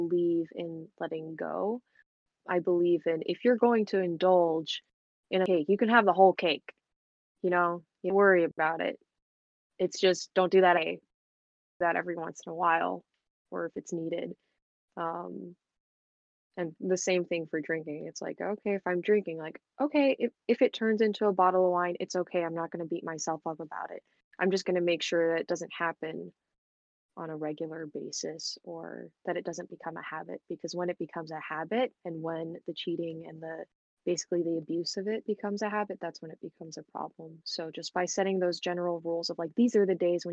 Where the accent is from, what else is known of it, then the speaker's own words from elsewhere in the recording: Houston, Texas, United States; I'm from Houston, Texas